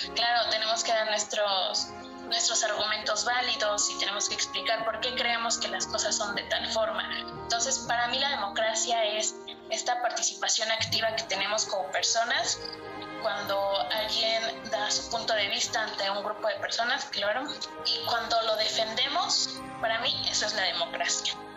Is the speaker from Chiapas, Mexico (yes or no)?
no; Puebla, Mexico; soy de la ciudad de Puebla